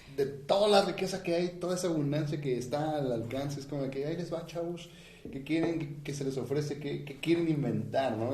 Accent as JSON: {"language": "Spanish", "country": "Mexico", "said": "nosotros como mexicanos"}